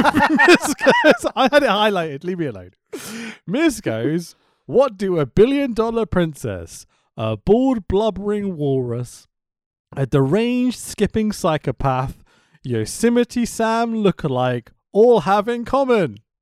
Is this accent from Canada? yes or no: no; United Kingdom; I'm a British dude